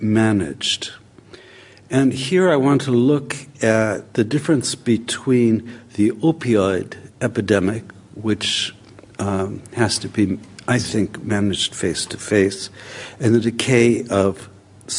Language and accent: English; United States; I grew up in America in something like the welfare state